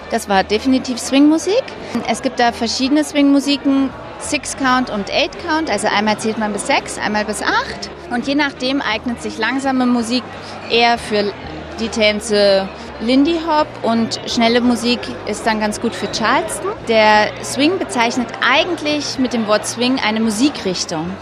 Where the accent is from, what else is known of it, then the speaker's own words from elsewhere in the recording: Berlin, Germany; Ich bin ja aus Berlin